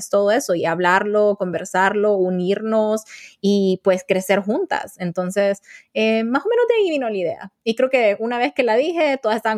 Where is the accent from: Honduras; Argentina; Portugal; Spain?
Honduras; moved away as an adult; now in United States; soy una mujer hondureña tengo 28 años recién cumplidos, estoy casada, soy la hermana mayor de cuatro hermanos y actualmente estoy estudiando, trabajando y viviendo en los Estados Unidos.